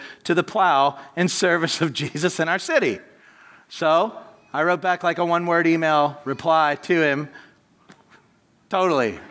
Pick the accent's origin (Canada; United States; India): United States; I'm American, I'm loud, forgive me, and my accent is stuck this way forever